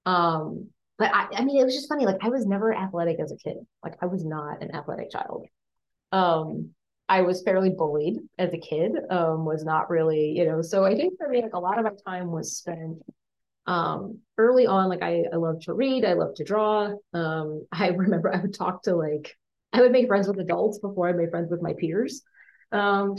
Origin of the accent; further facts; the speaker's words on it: Colorado, United States; moved away as an adult; now in Kansas City, United States; growing up in Colorado